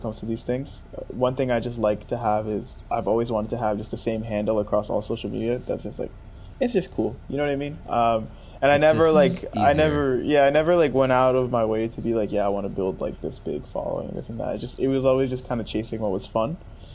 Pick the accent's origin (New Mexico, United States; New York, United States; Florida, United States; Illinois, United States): New York, United States; upstate; moved away as an adult; now in California, United States; I'm from New York, right? Even though I'm from upstate New York